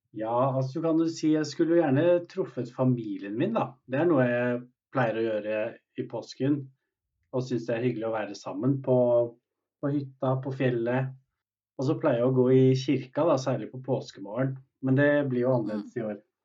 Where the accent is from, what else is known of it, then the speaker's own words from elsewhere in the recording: Norway; oss som er født i Norge